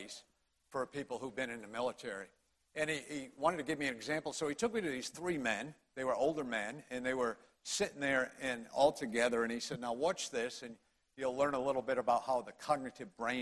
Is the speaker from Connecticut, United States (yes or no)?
yes; Connecticut, United States; accent: Connecticut; moved away as an adult; now in Greenville County, United States; I was born and raised in Connecticut, as was my wife, Debbie.